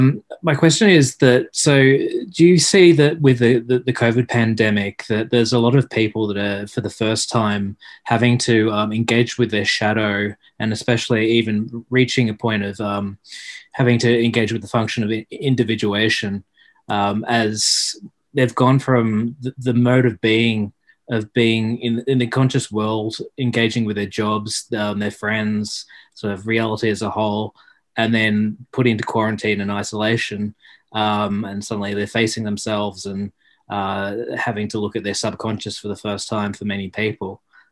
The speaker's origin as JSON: {"language": "English", "country": "Australia", "said": "I'm Australian."}